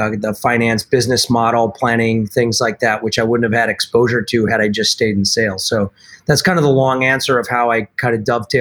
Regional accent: Milwaukee, Wisconsin, United States; moved away as an adult; also born or lived in Boston; where I grew up here in Milwaukee

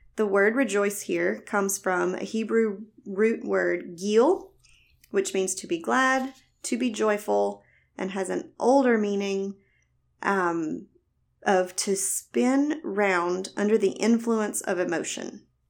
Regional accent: the South, United States; accent: Southern; also born or lived in Alabama; If you can't tell by my voice, I was born and raised in the South

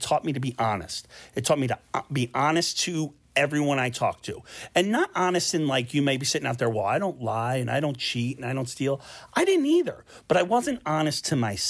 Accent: Philadelphia, Pennsylvania, United States; my hometown Philadelphia

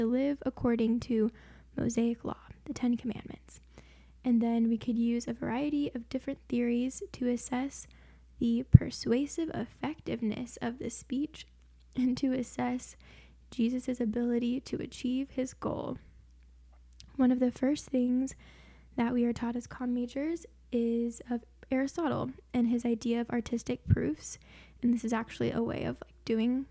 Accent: Springfield, Missouri, United States; I am from Springfield, Missouri

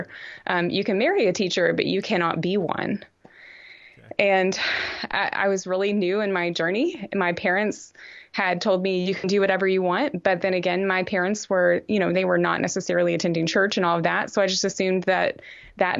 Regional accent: Texarkana, United States; I'm from Texarkana, which is on the Texas-Arkansas border.

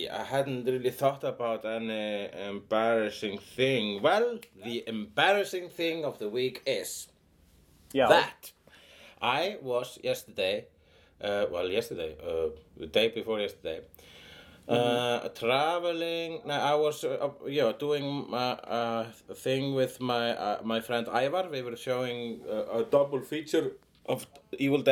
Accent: Iceland; I'm an Icelandic person

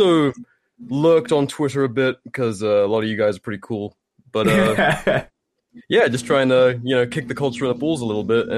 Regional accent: United Kingdom; moved away as an adult; now in United States; I'm a Brit who fled the island to come to the States

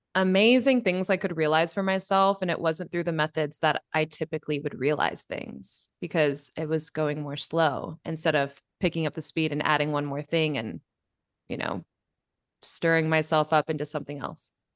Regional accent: Bay Area, California, United States; moved away as an adult; now in Mexico; I've grown up in California, born and bred in the Bay Area

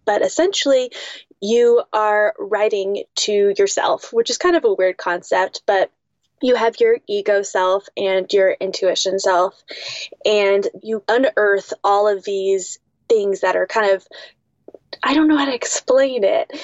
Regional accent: West Coast, United States; growing up on the West Coast, that's where I'm from.

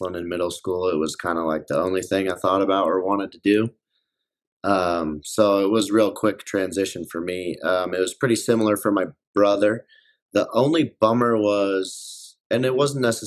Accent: Colorado Springs, Colorado, United States; also born or lived in Minot, North Dakota; I was born and raised here

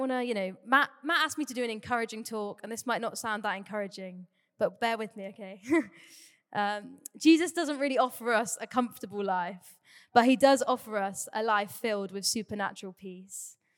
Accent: Torquay, South West England, United Kingdom; also born or lived in Cardiff; I grew up in the Bay. I've lived here for nearly twenty-two years now. Crazy. Um, grew up in Torquay.

